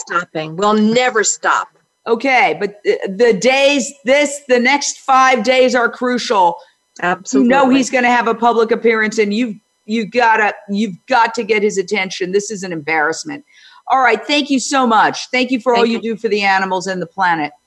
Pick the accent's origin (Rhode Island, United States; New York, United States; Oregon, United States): New York, United States; New York City; also born or lived in New Jersey; I grew up in Midtown Manhattan